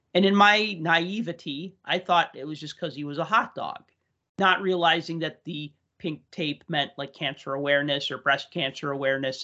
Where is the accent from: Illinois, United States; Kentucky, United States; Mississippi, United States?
Illinois, United States; Chicago; I grew up in Chicago, which was not a hockey town